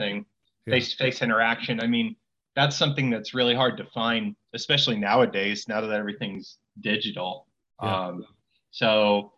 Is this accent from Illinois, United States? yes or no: no; Iowa, United States; moved away as an adult; now in Las Vegas, United States; I'm from the Midwest, I'm from Iowa, and right when I turned 21, I moved out here